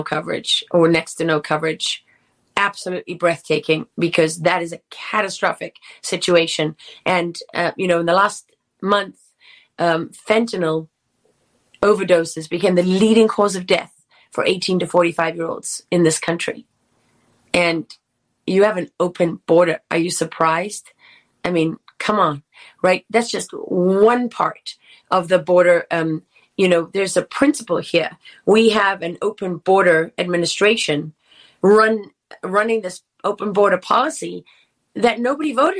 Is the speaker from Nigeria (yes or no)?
no; South Africa; I am South African.